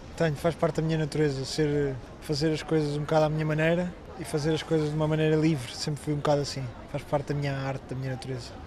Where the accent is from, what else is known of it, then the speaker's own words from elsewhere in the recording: Lisbon, Portugal; Nasci em Lisboa